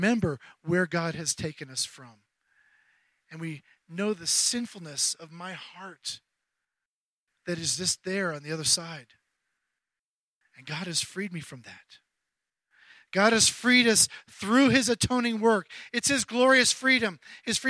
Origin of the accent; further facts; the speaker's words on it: Charleston, South Carolina, United States; my hometown of Charleston, South Carolina